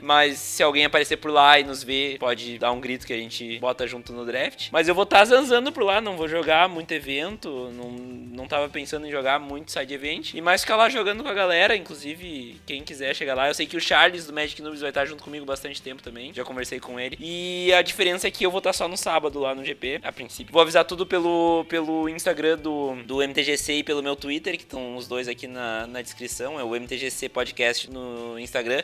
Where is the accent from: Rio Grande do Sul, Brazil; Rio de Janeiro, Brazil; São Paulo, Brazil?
Rio Grande do Sul, Brazil; eu que sou do Rio Grande do Sul